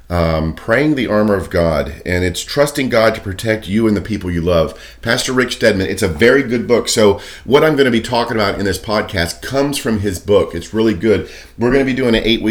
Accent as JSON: {"language": "English", "town": "Daytona Beach", "region": "Florida", "country": "United States", "tie": "born or raised there", "said": "I grew up in Daytona Beach"}